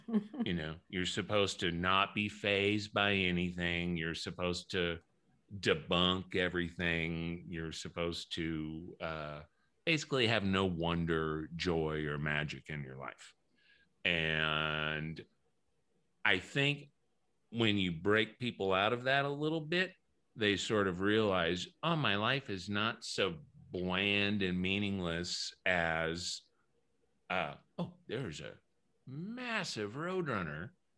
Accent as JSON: {"language": "English", "town": "New Orleans", "region": "Louisiana", "country": "United States", "tie": "born or raised there", "said": "I grew up in New Orleans, mm-hmm. where everything's old and everything's haunted."}